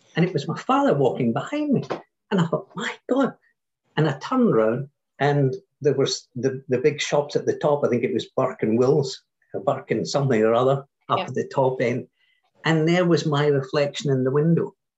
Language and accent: English; Scotland, United Kingdom; Being Scottish